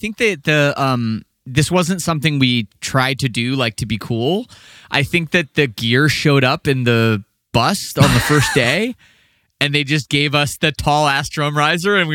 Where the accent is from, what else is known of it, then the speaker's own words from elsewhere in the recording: Canada; I'm Canadian